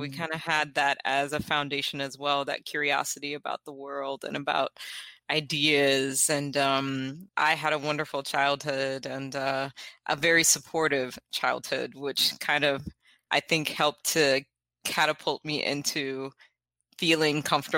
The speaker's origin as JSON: {"language": "English", "region": "the South", "country": "United States", "said": "So we're from the South, so kind of up and down the Eastern Seaboard."}